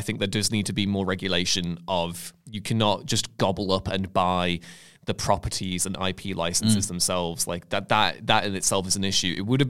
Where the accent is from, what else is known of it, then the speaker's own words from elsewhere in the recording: Liverpool, North West England, United Kingdom; accent: Scouse; also born or lived in Warrington; So I'm from Liverpool, but I obviously don't sound like I'm... I don't sound particularly Scouse. If you put a few drinks in me, then it'll come out. But then we moved to Warrington when I was quite young